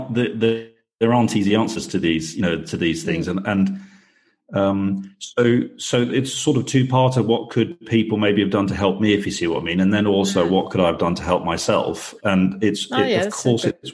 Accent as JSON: {"language": "English", "country": "United Kingdom", "also_born_or_lived": "New Zealand", "lives_now": "Belfast, United Kingdom", "said": "I'm British"}